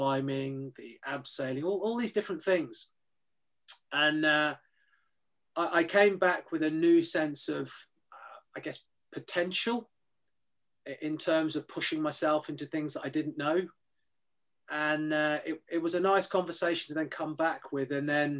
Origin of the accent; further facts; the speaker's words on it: United Kingdom; I describe myself as a British-born Chinese, so grew up in the UK but ethnically Chinese